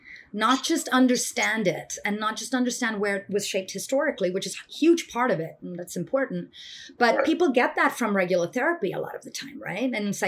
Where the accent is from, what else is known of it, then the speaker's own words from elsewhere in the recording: India; And like, I come from India and like, you know, I grew up around meditation with my grandfather early in the mornings